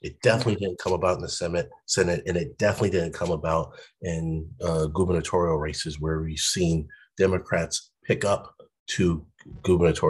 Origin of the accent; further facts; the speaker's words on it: Connecticut, United States; I'm from Connecticut, born and raised